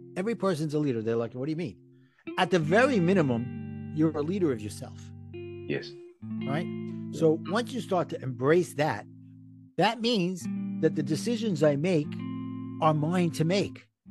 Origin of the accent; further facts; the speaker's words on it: New York City, New York, United States; accent: Brooklyn; my Brooklyn accent